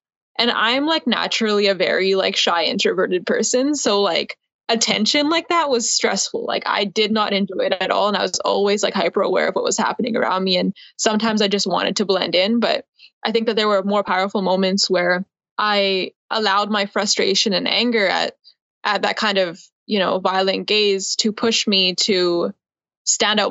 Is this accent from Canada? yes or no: yes; Abbotsford, British Columbia, Canada; I was born in Abbotsford. I'm over on the West Coast in BC.